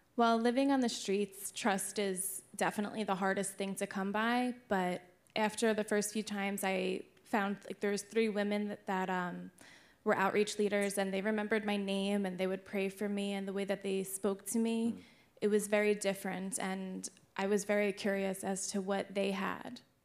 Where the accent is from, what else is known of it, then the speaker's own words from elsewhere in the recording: Jackson, New Jersey, United States; I grew up in Jackson, New Jersey.